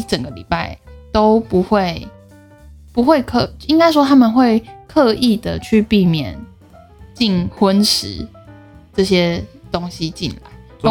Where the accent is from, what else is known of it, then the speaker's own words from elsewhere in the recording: Puli, Nantou County, Taiwan; moved away; 又土生土长的埔里人